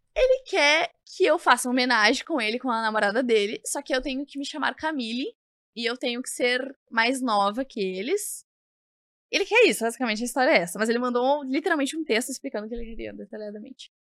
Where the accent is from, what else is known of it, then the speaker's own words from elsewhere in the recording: Porto Alegre, Rio Grande do Sul, Brazil; eu vim da Zona Norte mesmo, daqui de Porto Alegre, do bairro Mar Quintana.